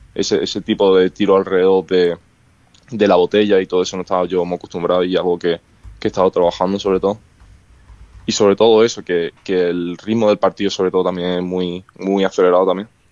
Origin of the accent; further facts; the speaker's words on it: Málaga, Andalusia, Spain; now in United States; en mi, en mi ciudad de Málaga